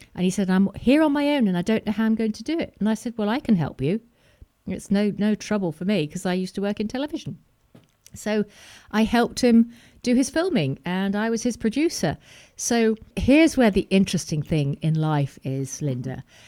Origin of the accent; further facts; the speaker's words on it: Preston, North West England, United Kingdom; moved away; also born or lived in Wirral / south of France; I grew up in Preston